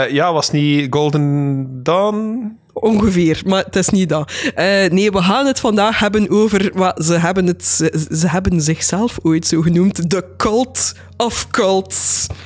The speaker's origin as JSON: {"language": "Dutch", "town": "Dilsen-Stokkem", "region": "Limburg", "country": "Belgium", "tie": "born or raised there", "moved": "as an adult", "lives_now": "Netherlands", "said": "Ondertussen woon ik al, gok ik, zo'n vier jaar in Nederland, maar ik ben opgegroeid in Hartje Limburg, weliswaar in Dilsemstokken."}